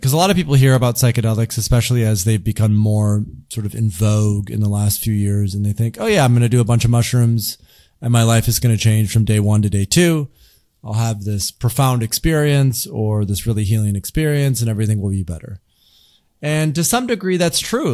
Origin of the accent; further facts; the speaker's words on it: Grand Rapids, Michigan, United States; I grew up in the Midwest in, in, in Grand Rapids, Michigan, pretty traditional part of the United States